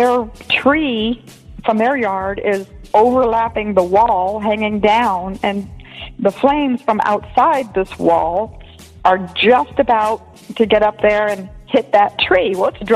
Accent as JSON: {"language": "English", "town": "Tampa", "region": "Florida", "country": "United States", "tie": "born or raised there", "moved": "yes", "lives_now": "Arizona, United States", "said": "growing up in Tampa, going to the same school as you"}